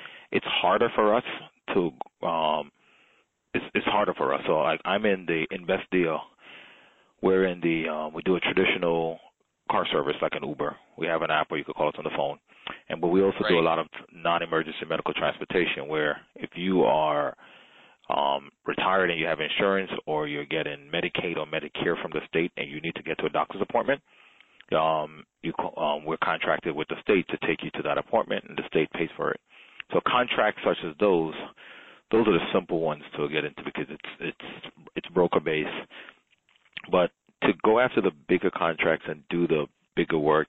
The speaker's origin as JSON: {"language": "English", "town": "New York City", "region": "New York", "country": "United States", "tie": "born or raised there", "also_born_or_lived": "Jamaica", "said": "raised by a single mother in the Bronx. Originally, I was born in Jamaica, migrated to the U.S. when I was about 8 years old. Like I said, grew up in the Bronx"}